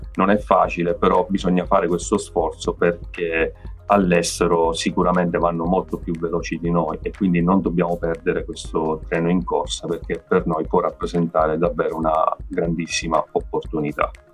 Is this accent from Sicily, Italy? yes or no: yes; Sicily, Italy; essendo siciliano purtroppo ho dovuto realizzare che la mia terra mi stava sempre più stretta